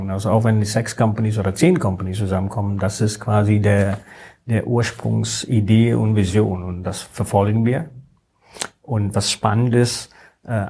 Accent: India; German is a second language; now in Germany; ich komme ursprünglich aus Indien, ich bin seit äh, 20 Jahren hier in Deutschland, aber ich bin in Indien groß geworden. Meine formative Years war in Indien

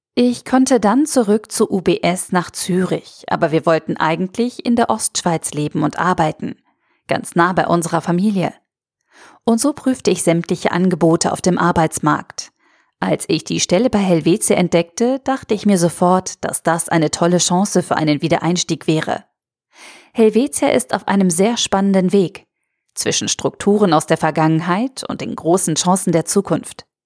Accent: Austria; moved away as an adult; now in Switzerland; Ich bin gebürtige Österreicherin

